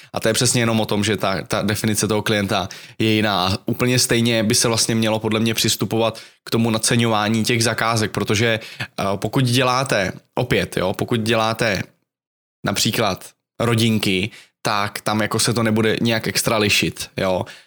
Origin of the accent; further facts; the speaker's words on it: Czechia; jsem Čech